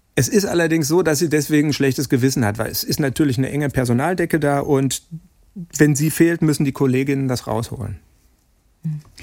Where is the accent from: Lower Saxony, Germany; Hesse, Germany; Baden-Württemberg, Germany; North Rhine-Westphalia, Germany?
North Rhine-Westphalia, Germany; Dortmund; ich selber ein gebürtiger Dortmunder bin